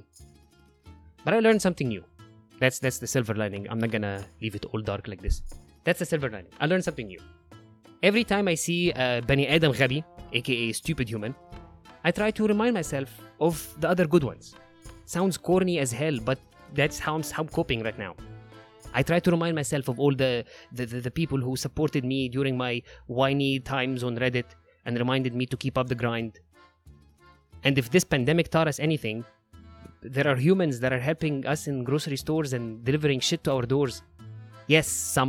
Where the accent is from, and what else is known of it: Egypt